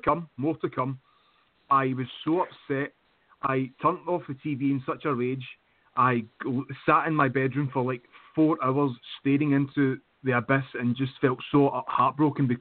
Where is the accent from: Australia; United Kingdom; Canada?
United Kingdom; I'm from the UK